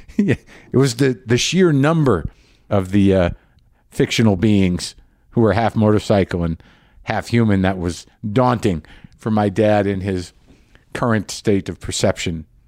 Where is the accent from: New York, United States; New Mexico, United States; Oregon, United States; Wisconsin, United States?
New Mexico, United States; now in Los Angeles, United States; I'm in New Mexico. I'm in my home state